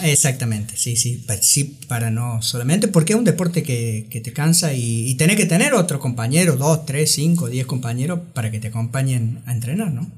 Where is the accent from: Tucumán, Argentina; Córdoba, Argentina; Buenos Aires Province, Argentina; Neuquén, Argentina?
Córdoba, Argentina; Yo estudié la primaria y la secundaria ya en las escuelas pías de Barrio General Paz